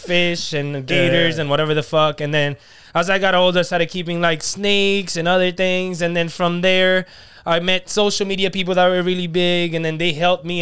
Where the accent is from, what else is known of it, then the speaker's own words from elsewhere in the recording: Ponce, Puerto Rico; moved away; I was born in Puerto Rico, Ponce, Peñuela area, and then I grew up mostly with my great-grandparents and then my grandmother